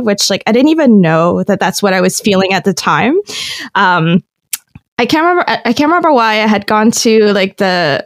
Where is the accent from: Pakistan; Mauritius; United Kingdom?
Mauritius; moved away as an adult; also born or lived in Toronto, Canada; now in Guelph, Canada; I was born and raised in Mauritius